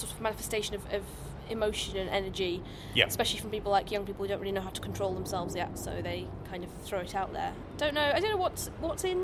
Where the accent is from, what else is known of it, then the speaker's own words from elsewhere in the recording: Scotland, United Kingdom; I'm Scottish